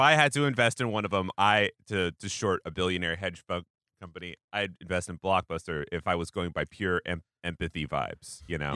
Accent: Pacific Northwest, United States; I grew up in the Pacific Northwest

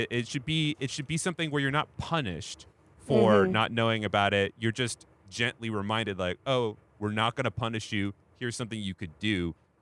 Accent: Pacific Northwest, United States; now in New York, United States; I didn't live in New York until 2015. And, like, you know, I came from the Pacific Northwest

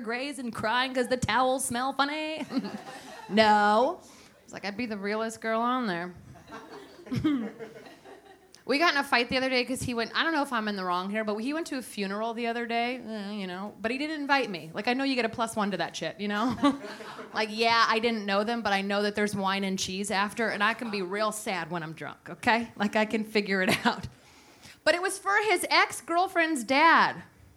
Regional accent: San Francisco, California, United States; also born or lived in Los Angeles; now in New York, United States; I grew up in San Francisco

